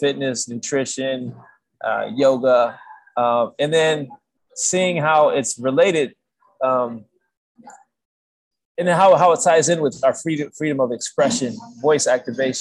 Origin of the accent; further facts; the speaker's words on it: Michigan, United States; moved away as an adult; now in California, United States; I grew up in Michigan, then I moved in 2011, I moved to California